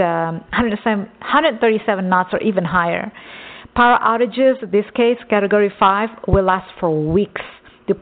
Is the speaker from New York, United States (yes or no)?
no; Texas, United States; I grew up in Texas